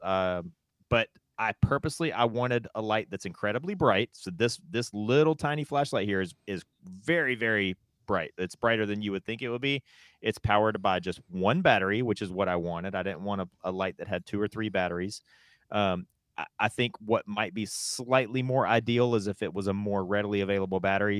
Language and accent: English; North Carolina, United States; moved away; also born or lived in West Coast; I'm from the South, I'm from North Carolina.